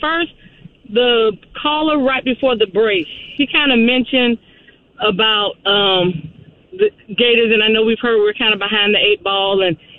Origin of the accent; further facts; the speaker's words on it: Gainesville, Florida, United States; I'm born and raised in Gainesville